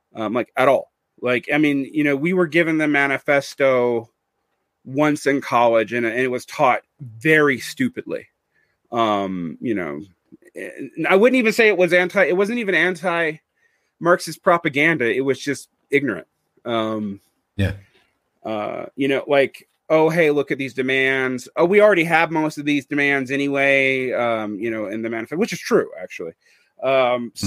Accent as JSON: {"language": "English", "region": "Georgia", "country": "United States", "tie": "born or raised there", "also_born_or_lived": "South Korea / Mexico / Egypt", "moved": "as an adult", "said": "Sea Island, which was off the coast of my home state"}